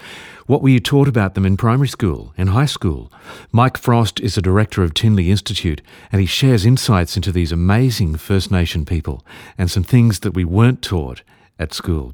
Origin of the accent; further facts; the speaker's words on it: Brisbane, Queensland, Australia; when I was at school, there was one Aboriginal boy in our whole school in Brisbane